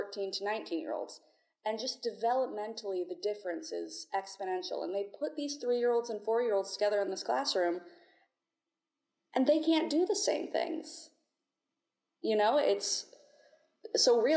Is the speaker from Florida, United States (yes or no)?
yes; St. Augustine, Florida, United States; I'm from St. Augustine, Florida